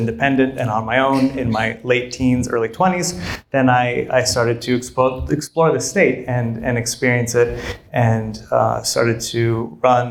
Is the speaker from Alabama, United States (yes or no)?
no; Fairbanks, Alaska, United States; moved away; Growing up in Fairbanks, it's in the heart of Alaska.